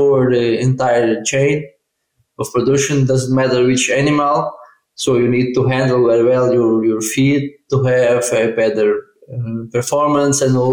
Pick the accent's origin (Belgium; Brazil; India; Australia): Brazil; South Brazil; moved away as an adult; now in Auburn, United States; I'm Brazilian and from South Brazil